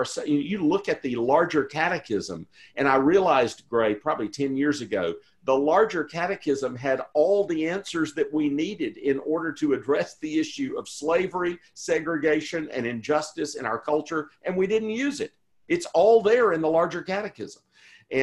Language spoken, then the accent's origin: English; the American South, United States; also born or lived in St. Louis, United States / Edinburgh, United Kingdom; But I grew up in the American South, very much in the Southern Presbyterian tradition, with a particular view of the spirituality of the church that just says the church doesn't get involved in these things.